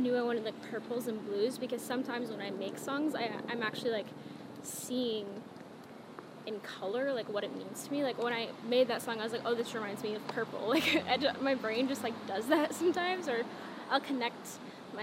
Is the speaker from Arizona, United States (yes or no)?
yes; Phoenix, Arizona, United States; moved away as an adult; my hometown is, like, a 45-minute flight